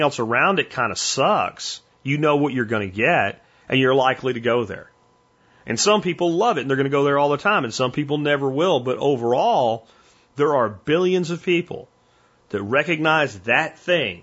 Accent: Pennsylvania, United States; where I grew up in Pennsylvania in my teenage years

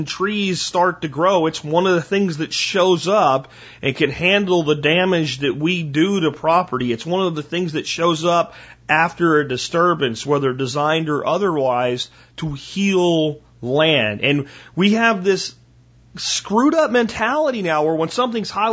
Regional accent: Pennsylvania, United States; now in Texas, United States; I grew up in Pennsylvania

